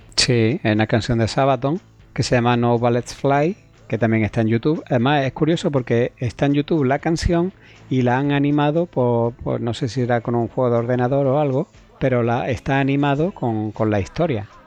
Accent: Cuevas de San Marcos, Andalusia, Spain; yo soy de Cueva de San Marcos, aunque es provincia de Málaga, pero es el último pueblo.

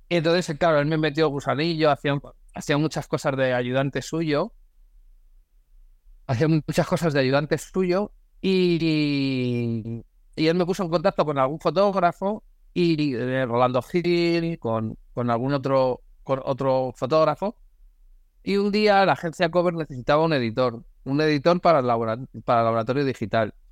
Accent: Galicia, Spain; also born or lived in Madrid; yo soy gallego, nacido en Madrid, pero me considero gallego, de hacer varias rutas fotográficamente en Galicia.

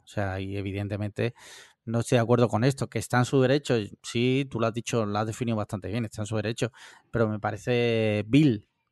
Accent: Spain; sí escucho la COPE porque soy español

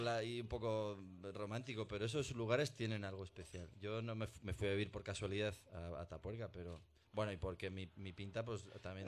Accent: Burgos, Castile and León, Spain; Dos mendas de Burgos

